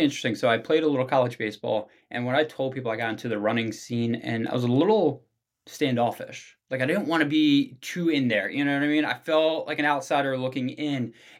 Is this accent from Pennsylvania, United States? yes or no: yes; Abington, Pennsylvania, United States; Yeah, so right outside of Philadelphia. So I grew up in a small town, Abington. Not too large.